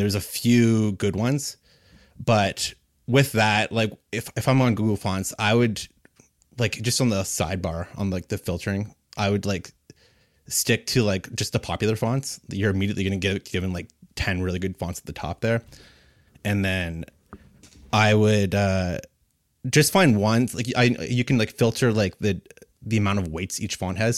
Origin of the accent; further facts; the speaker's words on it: Kitchener, Ontario, Canada; I'm a designer from Kitchener, Waterloo